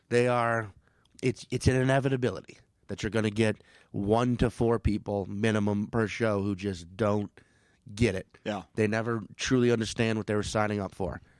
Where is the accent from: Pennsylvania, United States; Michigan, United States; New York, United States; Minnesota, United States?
Minnesota, United States; St. Paul; Oh, I'm from uh, St. Paul.